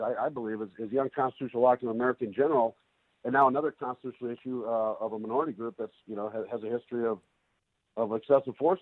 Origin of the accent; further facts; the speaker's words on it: Minneapolis, Minnesota, United States; moved away; also born or lived in Chicago; I grew up in Minneapolis, went to school, University of Minnesota. I spent 20 years right there